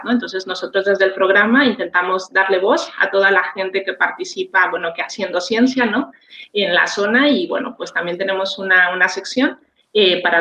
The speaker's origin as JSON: {"language": "Spanish", "country": "Mexico", "moved": "yes", "lives_now": "Tarragona, Spain", "said": "soy mexicana, pero bueno, hace mucho tiempo que estoy residiendo aquí en España. Vivo en una zona que se llama Tarragona, que pertenece a Cataluña."}